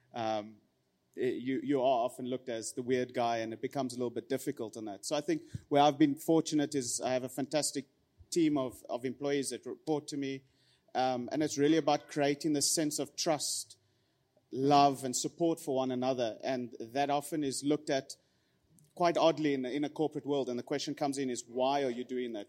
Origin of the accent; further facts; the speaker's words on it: Pretoria, Gauteng, South Africa; born and raised in Pretoria